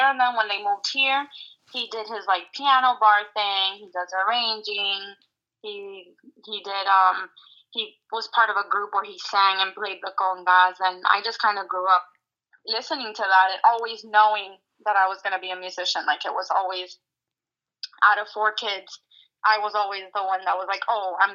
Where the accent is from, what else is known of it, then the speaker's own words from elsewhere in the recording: Hialeah, Florida, United States; I am born and raised in Miami, Florida. My dad is Cuban and my mom is American.